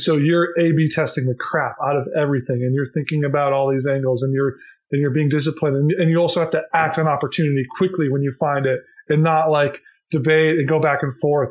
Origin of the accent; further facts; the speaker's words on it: Minnesota, United States; I grew up in Minnesota